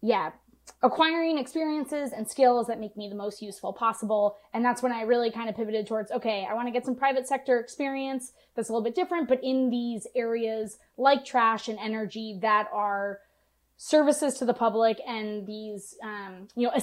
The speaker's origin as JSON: {"language": "English", "country": "United States"}